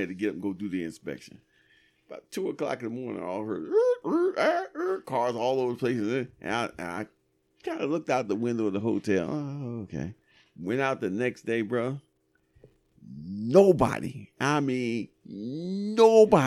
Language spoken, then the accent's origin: English; United States; I'm American